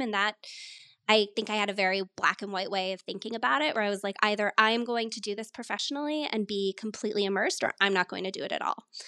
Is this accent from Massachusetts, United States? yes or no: no; Colorado, United States; moved away as an adult; also born or lived in upstate New York / New York City / Philadelphia; I grew up in Colorado, though my family is originally from upstate New York. So I was born out there, moved out to the mountains when I was a baby and grew up out here.